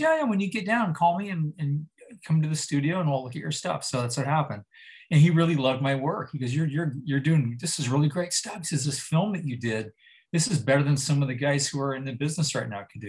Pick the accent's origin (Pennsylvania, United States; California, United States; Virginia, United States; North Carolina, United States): California, United States; Santa Rosa; we're both from Santa Rosa